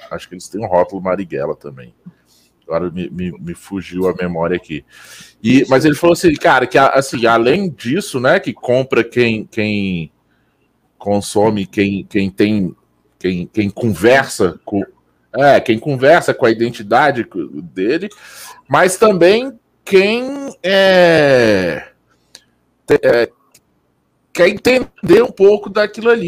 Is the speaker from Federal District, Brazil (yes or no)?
yes; Brasília, Federal District, Brazil; Eu sou de Brasília e defendo as cervejas locais aqui